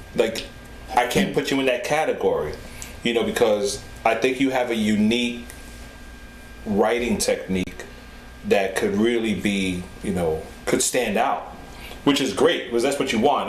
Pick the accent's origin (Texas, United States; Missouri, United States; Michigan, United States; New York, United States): New York, United States; New York City; born and raised in the Bronx, in the South Bronx